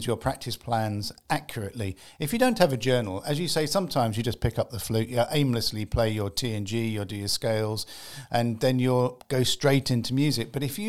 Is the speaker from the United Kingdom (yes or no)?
yes; England, United Kingdom; I'm an English gentleman